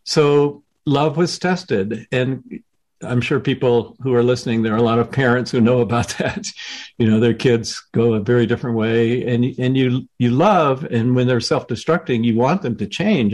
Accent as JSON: {"language": "English", "region": "the South", "country": "United States", "tie": "born or raised there", "said": "I was growing up in the South right as the civil rights movement was underway"}